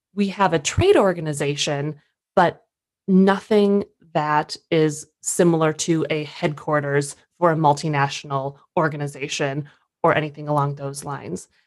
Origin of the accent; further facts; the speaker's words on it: Minnesota, United States; moved away as an adult; also born or lived in Durham, North Carolina / New York City; born and raised Minnesota